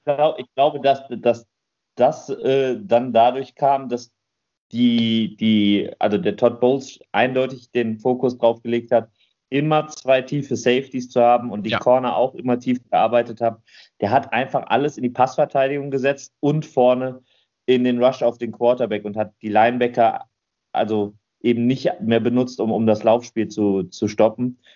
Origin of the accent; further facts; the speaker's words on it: Germany; Bei uns in Deutschland